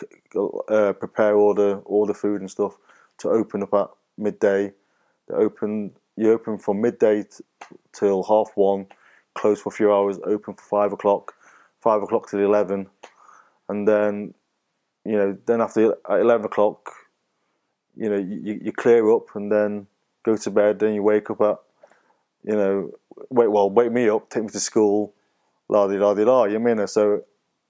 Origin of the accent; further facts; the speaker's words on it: Marple, North West England, United Kingdom; also born or lived in Wythenshawe / Altrincham; then we moved to Marple near Stockport